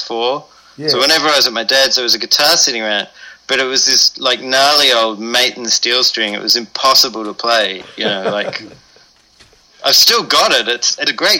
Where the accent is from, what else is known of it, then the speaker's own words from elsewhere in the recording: Melbourne, Victoria, Australia; now in Berlin, Germany; I grew up in Melbourne, in sort of the little southern bottom end of Australia there.